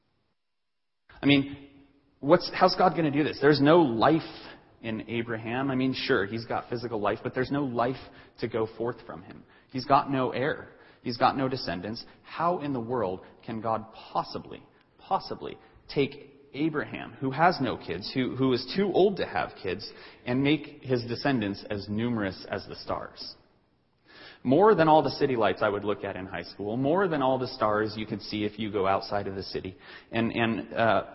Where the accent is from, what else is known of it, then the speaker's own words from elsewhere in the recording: Denver, Colorado, United States; I grew up in Denver, and so Denver is not that big of a city.